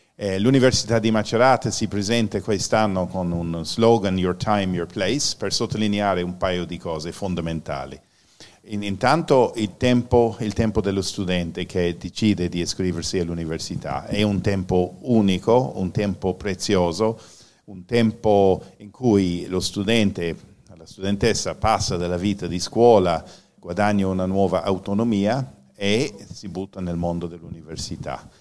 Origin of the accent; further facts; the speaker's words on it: Ireland; Italian is a second language; now in Italy; sono irlandese e questa è la mia pronuncia.